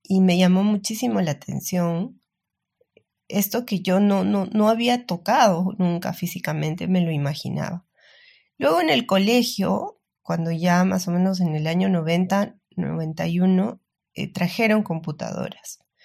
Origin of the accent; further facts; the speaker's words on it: Peru; soy peruana